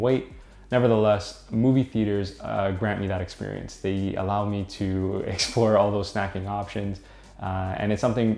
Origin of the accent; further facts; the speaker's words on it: Toronto, Ontario, Canada; I'm from Toronto